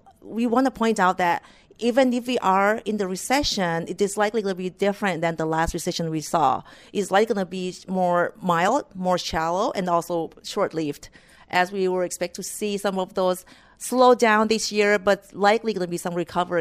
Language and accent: English; Thailand; moved away as an adult; also born or lived in Iowa, United States; now in United States; I was born and raised in Thailand